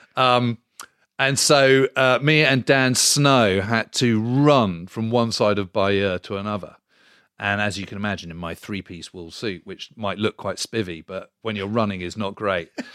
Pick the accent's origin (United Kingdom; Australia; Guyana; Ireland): United Kingdom; being British